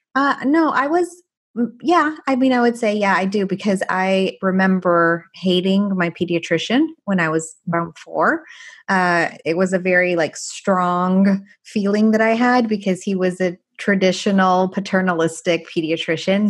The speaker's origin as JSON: {"language": "English", "country": "Canada", "tie": "born or raised there", "also_born_or_lived": "Paris, France / Iran (ancestry)", "first_language": "Farsi", "second_language": "English", "moved": "as an adult", "lives_now": "United States", "said": "after I was seven, we moved to Canada, and that's where I spent the rest of my life until medical school."}